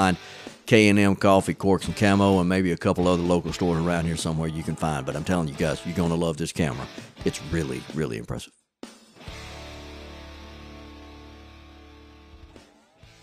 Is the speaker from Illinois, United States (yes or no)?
no; Bayou de Loutre, Louisiana, United States; I was raised in Bayou de Loutre